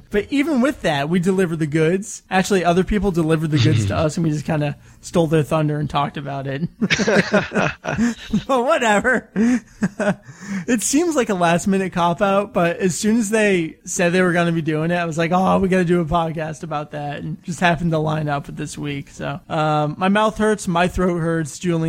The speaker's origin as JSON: {"language": "English", "country": "Canada", "said": "I'm Canadian, eh?"}